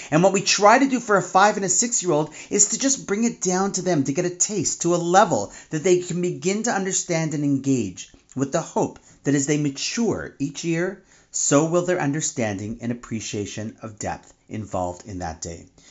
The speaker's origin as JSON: {"language": "English", "town": "Toronto", "region": "Ontario", "country": "Canada", "tie": "born or raised there", "said": "my hometown of Toronto"}